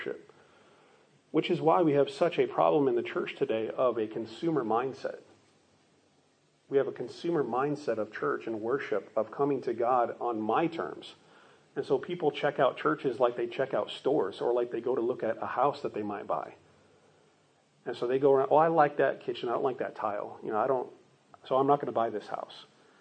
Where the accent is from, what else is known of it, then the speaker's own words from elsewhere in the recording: Phoenix, Arizona, United States; I grew up in Phoenix, Arizona